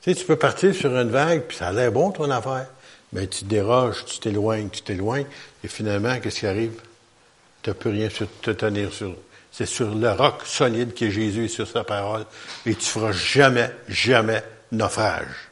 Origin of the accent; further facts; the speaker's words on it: Quebec, Canada; on est des Québécois